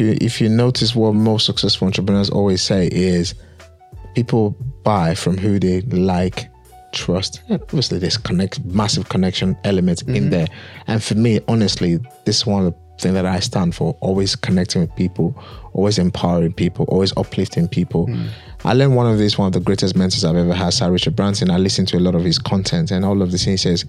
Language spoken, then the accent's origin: English; Nigeria; as an African child, as a Nigerian child, there's certain things that you must understand culture-wise. Respect is something that we love as Africans.